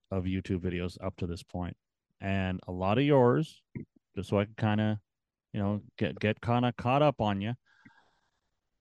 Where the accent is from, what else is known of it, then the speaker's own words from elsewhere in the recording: Canada; I'm Canadian